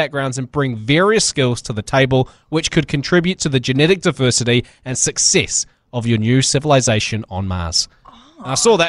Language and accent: English; United Kingdom; Can you tell I'm British?